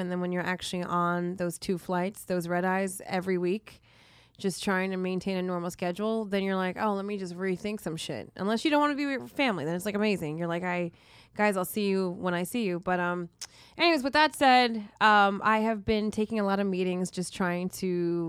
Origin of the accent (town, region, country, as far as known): New Jersey, United States; born or raised there